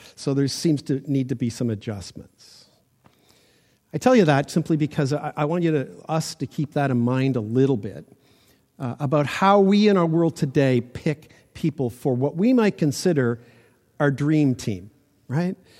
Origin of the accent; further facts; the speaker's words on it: Toronto, Ontario, Canada; I grew up in Toronto